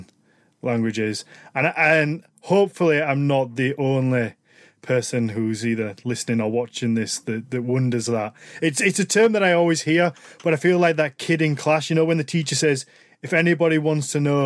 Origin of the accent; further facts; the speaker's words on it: Yorkshire and the Humber, United Kingdom; I'm a Yorkshire boy